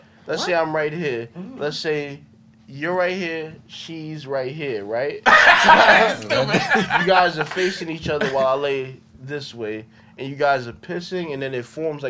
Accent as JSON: {"language": "English", "country": "Jamaica", "said": "Yeah. I'm Jamaican, but that's why I know every woman that I've ever encountered from Jamaica"}